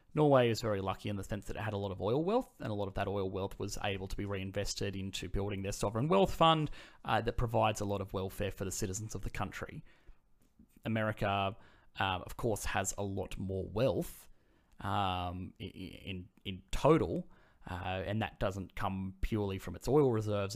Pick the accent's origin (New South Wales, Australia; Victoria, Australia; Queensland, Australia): New South Wales, Australia; Sydney; I'm from Sydney